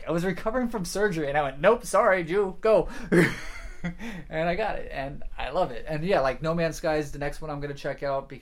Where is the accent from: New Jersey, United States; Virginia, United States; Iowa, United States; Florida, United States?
Florida, United States; I'm from Florida